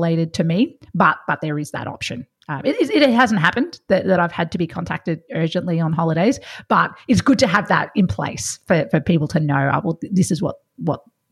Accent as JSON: {"language": "English", "region": "Victoria", "country": "Australia", "said": "I'm from Victoria, so I've seen lots of country Victoria"}